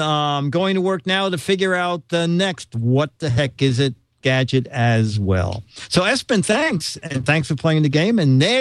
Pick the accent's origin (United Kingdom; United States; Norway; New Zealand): Norway; English is a second language; Close. I'm from Norway.